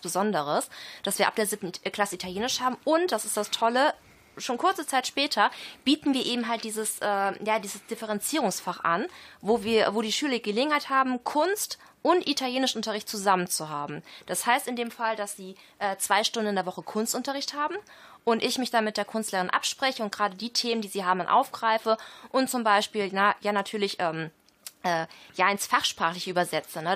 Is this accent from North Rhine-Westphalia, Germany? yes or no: yes; Düsseldorf, North Rhine-Westphalia, Germany; ich bin aus Düsseldorf